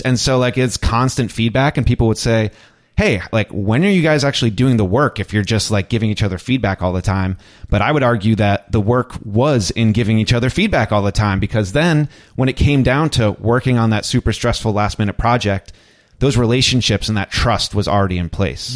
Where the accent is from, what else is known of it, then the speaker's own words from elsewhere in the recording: New York, United States; as a New Yorker does